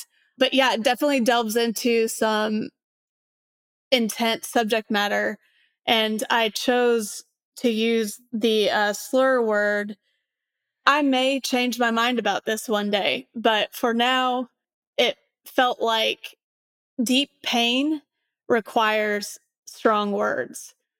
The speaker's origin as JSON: {"language": "English", "region": "Indiana", "country": "United States", "said": "One reason being that I'm from Southern Indiana, kind of a conservative area. I grew up in the church"}